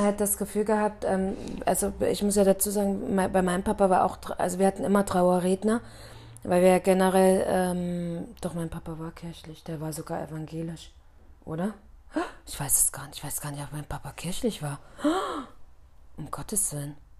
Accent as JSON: {"language": "German", "town": "Bitterfeld-Wolfen", "region": "Saxony-Anhalt", "country": "Germany", "moved": "yes", "lives_now": "Munich, Germany", "said": "also da, wo ich herkomme in Bitterfeld-Wolfen, ist es halt extrem so"}